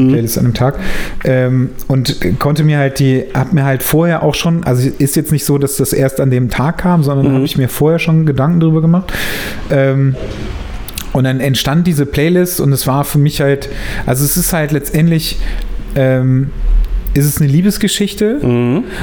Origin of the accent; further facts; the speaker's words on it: Germany; Ich bin Deutscher, deswegen